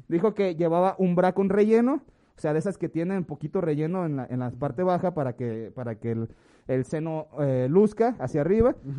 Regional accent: Mexico; tenemos lo que merecemos como mexicano

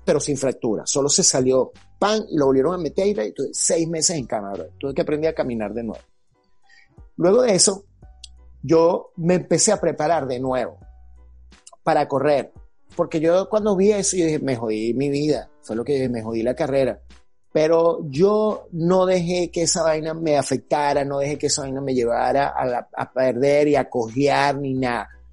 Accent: Venezuela; moved away as an adult; yo me quedo en mi país, bueno, yo amo mi país y estoy aquí

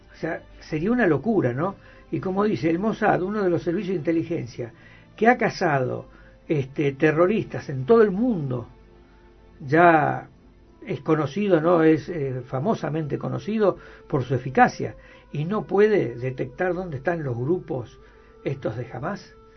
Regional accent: Argentina

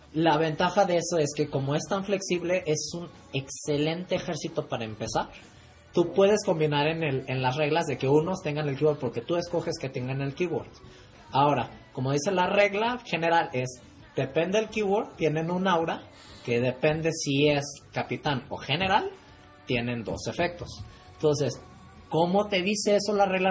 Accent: Mexico; Soy de México

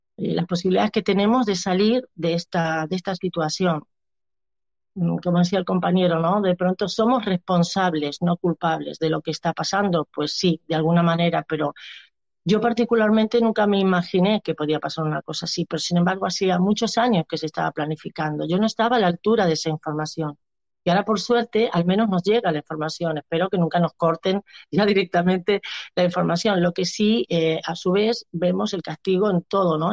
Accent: Argentina; now in Barcelona, Spain; soy una argentina que hace 22 años que vivo en, Barcel en, España

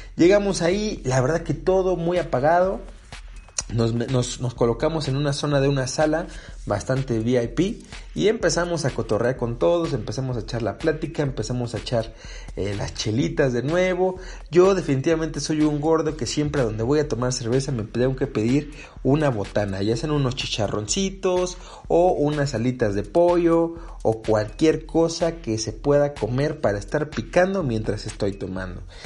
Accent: Mexico; acá en México

